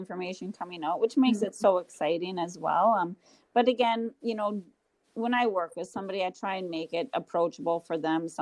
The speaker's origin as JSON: {"language": "English", "town": "Grand Forks", "region": "North Dakota", "country": "United States", "tie": "born or raised there", "said": "I'm born and raised in Grand Forks, North Dakota, and that's currently where I still reside"}